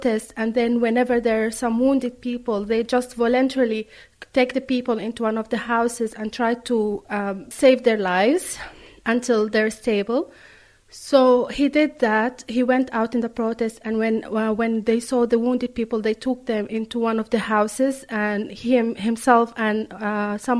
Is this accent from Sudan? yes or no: yes; Khartoum, Sudan; moved away as an adult; now in Drogheda, Ireland; I am from Khartoum. I live currently in Drogheda in Ireland